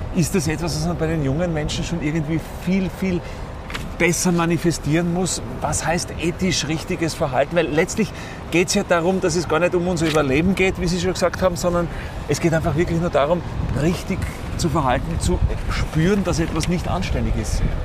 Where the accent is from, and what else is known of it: Austria